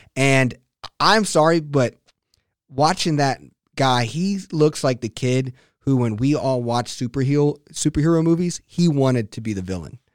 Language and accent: English; Texas, United States; as a Texan